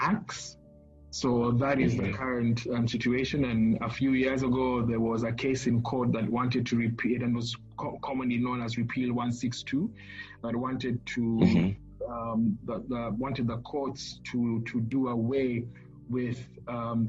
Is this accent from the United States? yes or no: no; Kenya; a gay Kenyan